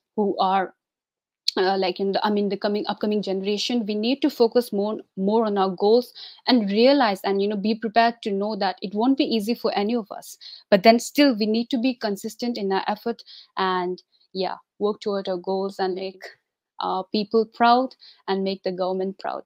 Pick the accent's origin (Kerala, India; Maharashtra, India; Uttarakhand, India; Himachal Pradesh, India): Himachal Pradesh, India; Shimla; I was uh, born and like, you know, brought up in Shimla.